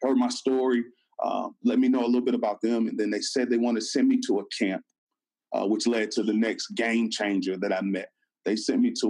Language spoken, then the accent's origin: English; Florida, United States; moved away as an adult; now in Atlanta, United States; I'm from Florida